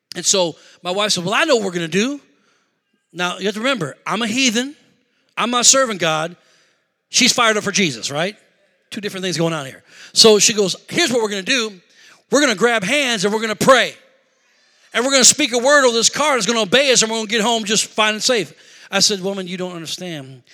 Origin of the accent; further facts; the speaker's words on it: Rockford, Illinois, United States; moved away as an adult; also born or lived in Beloit, Wisconsin / Madison, Wisconsin; we're originally from Rockford